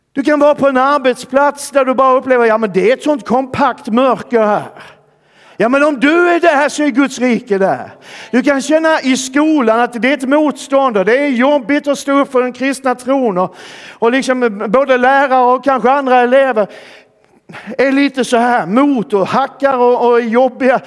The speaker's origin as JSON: {"language": "Swedish", "region": "Skåne", "country": "Sweden", "said": "De flesta av dem ligger i Skåne, där jag kommer ifrån."}